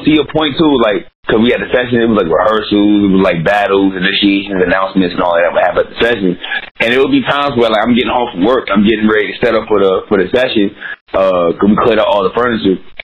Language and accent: English; New York City, New York, United States; also born or lived in Brooklyn; I live in Brooklyn right now, but I'm from Harlem